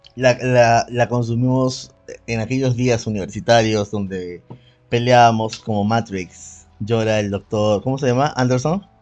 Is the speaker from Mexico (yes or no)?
no; Peru; somos peruanos